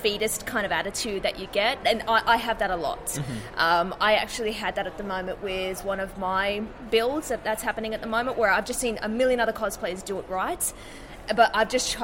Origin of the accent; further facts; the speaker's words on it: Lower Blue Mountains, New South Wales, Australia; I'm from the Lower Blue Mountains, so everything is cold and miserable.